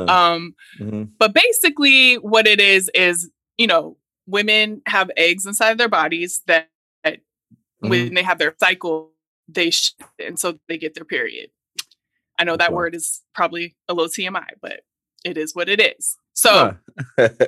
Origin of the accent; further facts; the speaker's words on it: Oregon, United States; I'm Black and I'm from Oregon